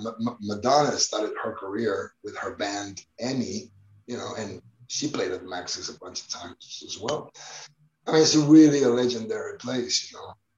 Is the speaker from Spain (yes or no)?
yes; Barcelona, Catalonia, Spain; I was born in Barcelona in the 1970s